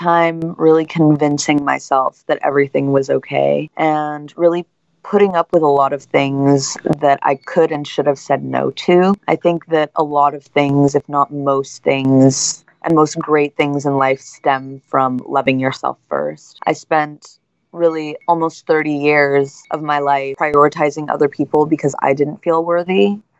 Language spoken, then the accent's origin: English; San Francisco, California, United States; also born or lived in Hawaii; I'm originally from San Francisco, and I grew up between San Francisco, France, and Hawaii.